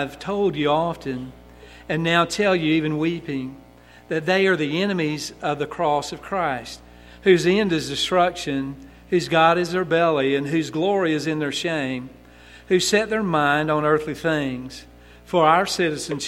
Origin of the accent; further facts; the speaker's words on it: United States; we're from the United States, we're from America